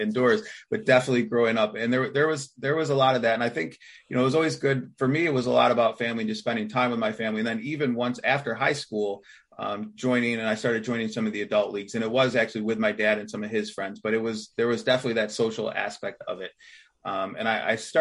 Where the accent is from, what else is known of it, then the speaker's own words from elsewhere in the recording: Canandaigua, New York, United States; also born or lived in Bloomfield, New York; I grew up in the Rochester area in the Finger Lakes